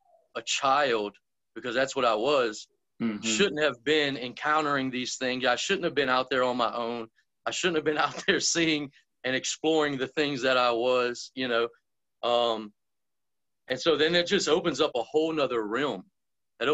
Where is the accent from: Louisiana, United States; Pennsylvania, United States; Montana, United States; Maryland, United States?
Louisiana, United States; Lake Pontchartrain, South; growing up in South Louisiana, all around Lake Pontchartrain area. So if somebody asks me where I'm from, I'll probably just tell them I'm from Lake Pontchartrain